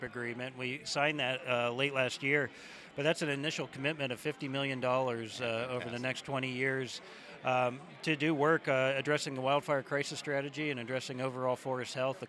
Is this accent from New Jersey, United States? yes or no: no; Idaho, United States; my home state of Idaho